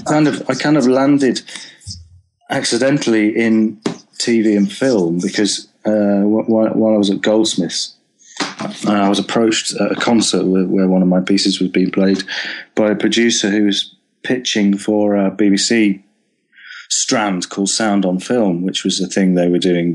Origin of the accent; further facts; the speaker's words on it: Preston, North West England, United Kingdom; now in Brighton, United Kingdom; I'm from Preston originally